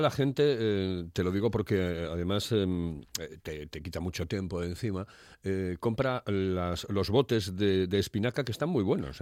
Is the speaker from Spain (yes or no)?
yes; Oviedo, Asturias, Spain; soy muy de Oviedo porque, cada nací en, en Oviedo